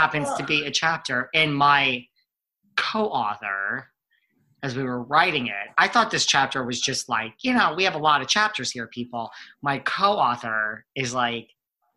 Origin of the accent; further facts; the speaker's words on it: New York, United States; I'm also like a Northeast boy. Like, I'm a New Yorker.